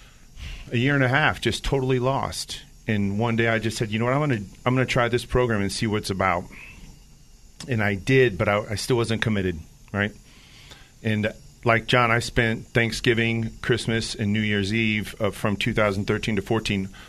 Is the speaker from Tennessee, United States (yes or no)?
no; Indiana, United States; moved away as an adult; also born or lived in Chicago, Illinois; now in Bay Area, United States; I grew up in Indiana and lived in Chicago for about 10 years